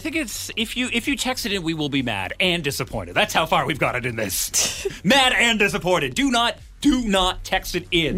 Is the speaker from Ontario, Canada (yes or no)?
yes; Ottawa, Ontario, Canada; now in Victoria, Canada; I'm originally from Ottawa